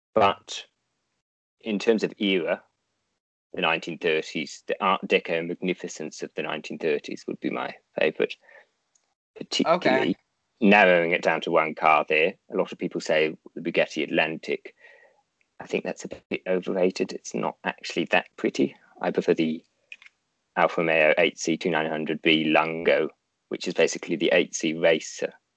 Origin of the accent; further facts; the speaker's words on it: Canberra, Australian Capital Territory, Australia; the capital city, which isn't Sydney, it's Canberra